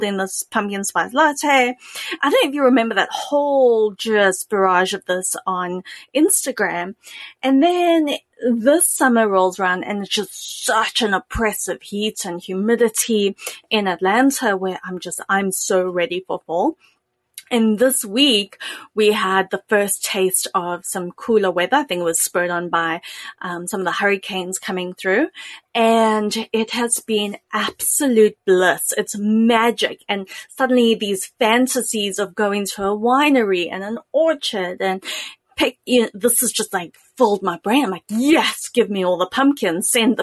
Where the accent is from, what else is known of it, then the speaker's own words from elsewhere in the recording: South Africa; also born or lived in the US South; now in United States; growing up in South Africa